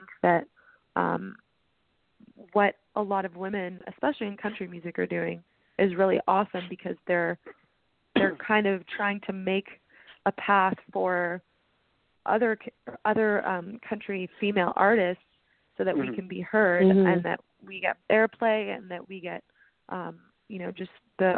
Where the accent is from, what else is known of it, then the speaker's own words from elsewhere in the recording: Canada; now in Nashville, United States; Growing up in Canada